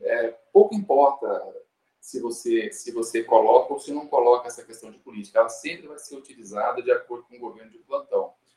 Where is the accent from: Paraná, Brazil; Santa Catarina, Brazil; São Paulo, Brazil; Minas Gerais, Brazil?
Minas Gerais, Brazil; Uberlândia; eu sou de Uberlândia, lá no Triângulo Mineiro